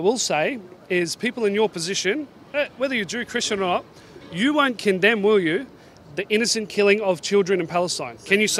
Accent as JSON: {"language": "English", "country": "Australia", "tie": "born or raised there", "said": "I'm Australian born"}